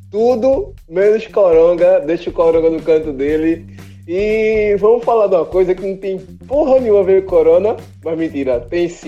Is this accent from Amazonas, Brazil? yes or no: no; Rio de Janeiro, Brazil; quando eu era moleque lá na Rua C, no Guadalupe, e aí lá nos anos 90